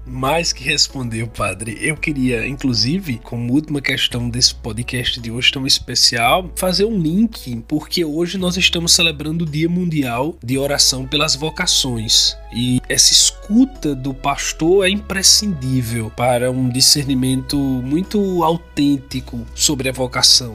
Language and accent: Portuguese; Northeast Region, Brazil; accent: Northeastern (nordestino); um sotaque é de todos nós nordestinos